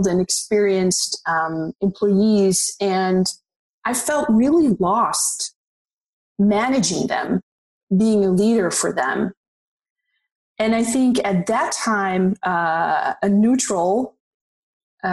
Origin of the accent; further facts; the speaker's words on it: Netherlands; moved away as an adult; now in Los Angeles, United States; I'm originally from the Netherlands, so I'm Dutch. And I moved to Los Angeles about, 7 years ago.